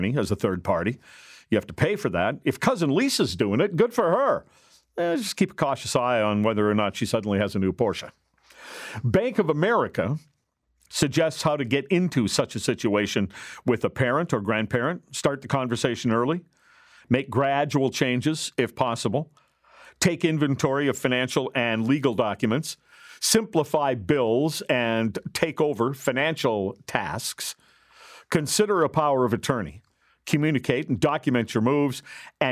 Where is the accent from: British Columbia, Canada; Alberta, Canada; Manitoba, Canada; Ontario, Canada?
Manitoba, Canada; Gilbert Plains; I grew up in Gilbert Plains, Manitoba